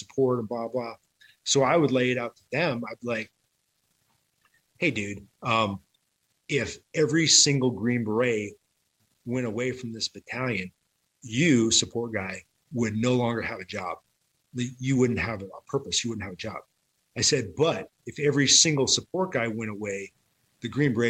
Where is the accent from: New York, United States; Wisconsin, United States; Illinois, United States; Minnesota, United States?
Wisconsin, United States; accent: Wisconsin; moved away as an adult; also born or lived in Texas; I retired and moved back to Wisconsin